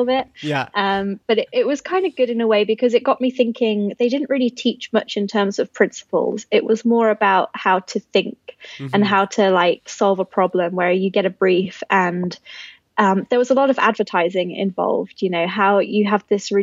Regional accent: Hinckley, East Midlands, United Kingdom; My hometown's called Hinckley. It's basically 2 hours north of London, in the center of England.

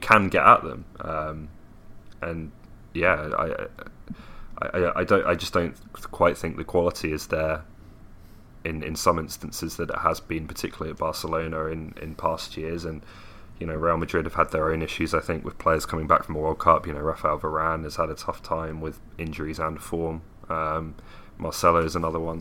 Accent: Milton Keynes, South East England, United Kingdom; my hometown of Milton Keynes

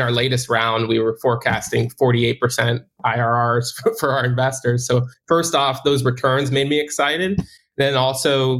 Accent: New Jersey, United States; moved away as an adult; also born or lived in Miami Beach; I'm from New Jersey. I was born and raised there.

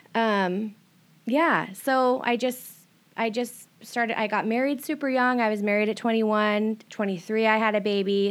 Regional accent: Everett area, Washington, United States; I started, um, in Everett area and then, like, Stevens, but most of my growing up since I was about fourteen was here.

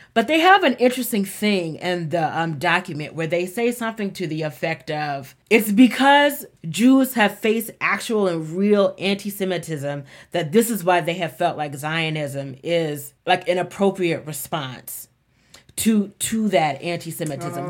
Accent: the South, United States; growing up in the South

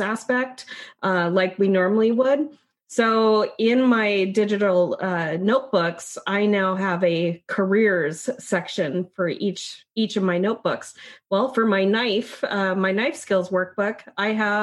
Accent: Issaquah, Washington, United States; growing up in Issaquah

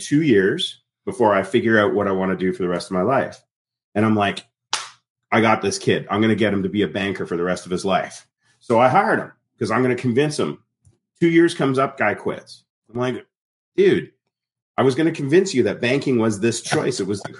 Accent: Canada; I grew up in Canada. My parents were very British. My grandparents were very British. I was first generation Canadian.

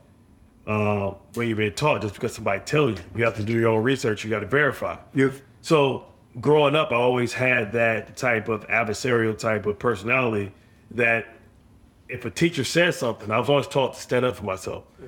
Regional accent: Detroit, Michigan, United States; moved away; I grew up in Detroit

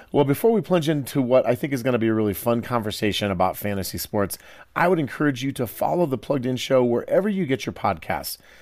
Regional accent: Iowa, United States; Growing up in Iowa

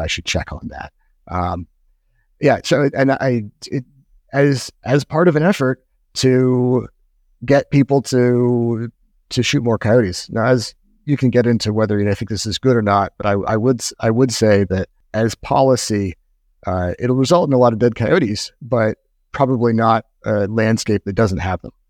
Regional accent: New Hampshire, United States; moved away; I'm from New Hampshire in the Northeast, and I was a kid in the nineteen eighties

